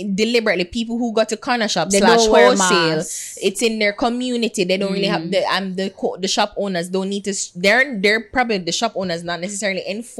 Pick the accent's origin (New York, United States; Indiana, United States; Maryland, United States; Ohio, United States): Ohio, United States; Dayton; I'm a middle class person. I grew up in Dayton.